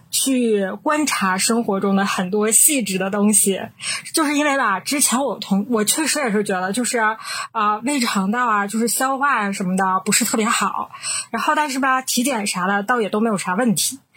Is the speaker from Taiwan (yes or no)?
no; Northeast China, China; 我们是三个来自东北的Ladies